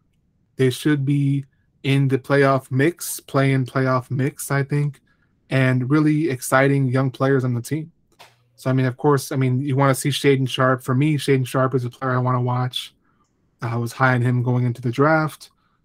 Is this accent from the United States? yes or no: yes; Chicago, Illinois, United States; if I want to watch the Bulls, which is my hometown team